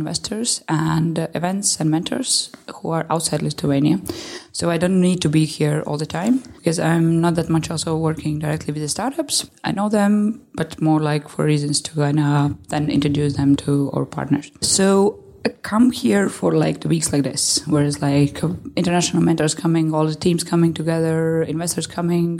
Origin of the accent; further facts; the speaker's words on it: Riga, Latvia; I'm based and living in, and I'm from Riga, so it's Latvia.